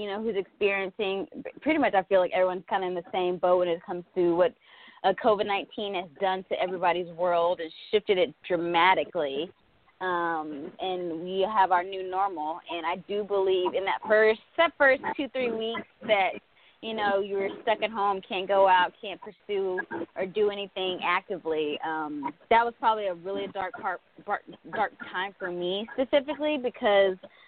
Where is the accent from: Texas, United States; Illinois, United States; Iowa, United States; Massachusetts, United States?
Texas, United States; Sulphur Springs; moved away as an adult; now in Los Angeles, United States; I'm from Texas, Sulphur Springs, Texas specifically. That's Northeast Texas. But I recently moved to Los Angeles probably about a year and a half ago